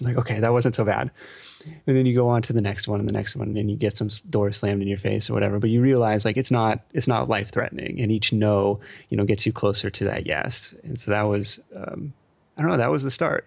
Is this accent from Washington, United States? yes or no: yes; Seattle, Washington, United States; also born or lived in East Coast; now in California, United States; I grew up in Seattle